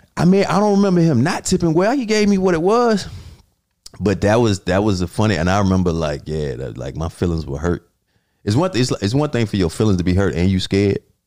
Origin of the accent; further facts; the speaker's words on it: Atlanta, Georgia, United States; moved away; I'm from Southwest Atlanta